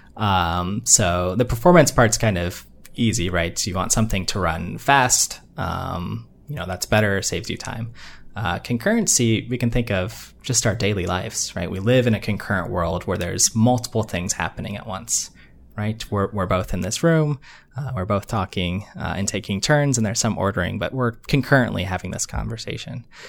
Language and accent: English; Northeast Ohio, United States; moved away as an adult; now in Massachusetts, United States; I grew up in Ohio, uh, Northeast Ohio